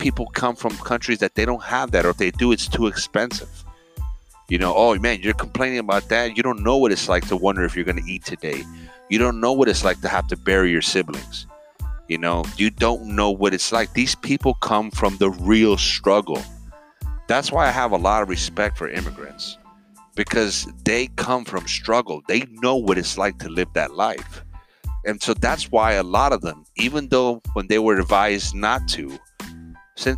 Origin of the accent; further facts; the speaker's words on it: Miami, Florida, United States; I grew up in Miami, a melting pot